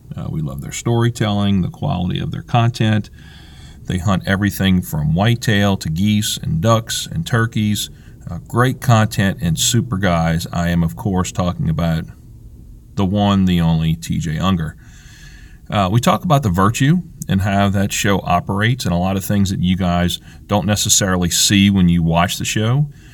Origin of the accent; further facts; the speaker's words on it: South Louisiana, United States; we grew up in South Louisiana